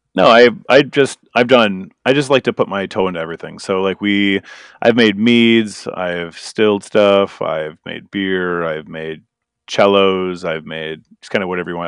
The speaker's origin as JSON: {"language": "English", "town": "Green Bay", "region": "Wisconsin", "country": "United States", "also_born_or_lived": "Minnesota", "moved": "yes", "said": "I'm from Green Bay, Wisconsin, so basically eastern Wisconsin"}